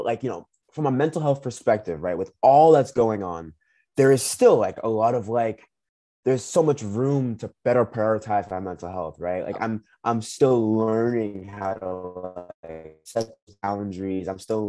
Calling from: Minnesota, United States; And right now, currently, I'm calling you from Minnesota.

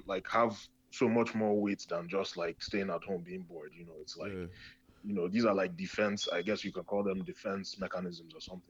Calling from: Chicago, Illinois, United States; Oh, I'm coming from Chicago.

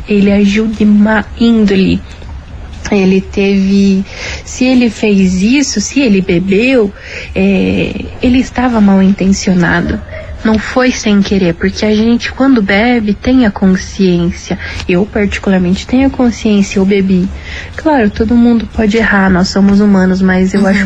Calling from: São José dos Pinhais, Paraná, Brazil; sou aqui de São José dos Pinhais.

